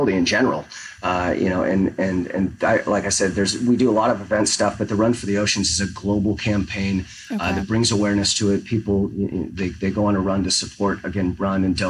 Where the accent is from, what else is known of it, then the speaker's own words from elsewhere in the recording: Northern California, United States; now in Portland, United States; I grew up in NorCal